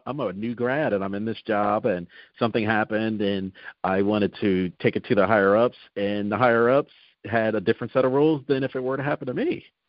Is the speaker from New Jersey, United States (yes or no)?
yes; New Jersey, United States; moved away; I'm originally from New Jersey, so uh-huh. um, and I tried it down here. I said, well, I'm from South Jersey